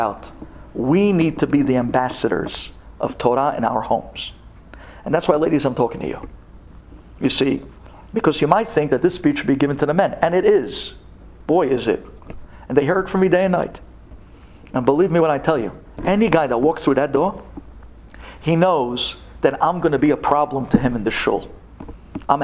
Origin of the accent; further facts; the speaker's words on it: United States; we all started out as American kids